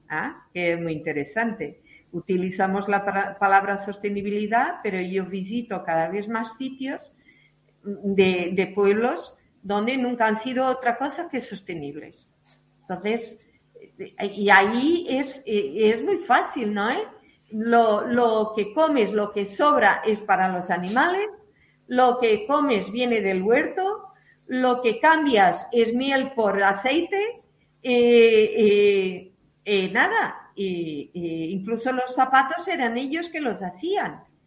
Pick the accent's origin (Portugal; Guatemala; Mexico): Portugal; now in Madrid, Spain; nuestro país